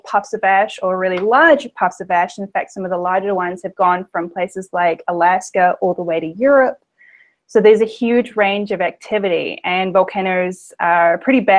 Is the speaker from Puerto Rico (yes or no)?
no; New Zealand; now in West Virginia, United States; I'm originally from New Zealand